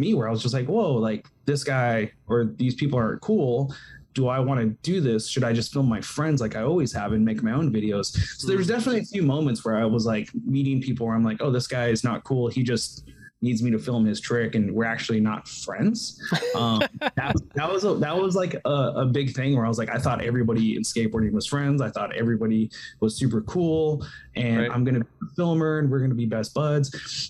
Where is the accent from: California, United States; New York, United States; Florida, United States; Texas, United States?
California, United States; But you know, I didn't live in California at the time. Like this is, I was from California